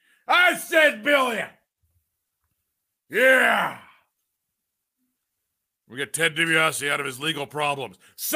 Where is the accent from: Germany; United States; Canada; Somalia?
United States; North Carolina; You know, I'm from North Carolina.